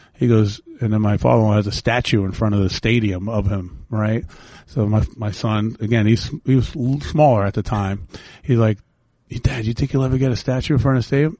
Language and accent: English; New York City, New York, United States; moved away; where I grew up in the Bronx where the houses were connected.